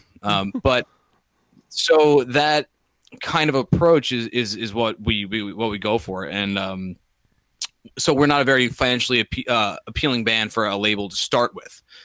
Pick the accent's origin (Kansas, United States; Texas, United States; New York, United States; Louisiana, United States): New York, United States; we're from New York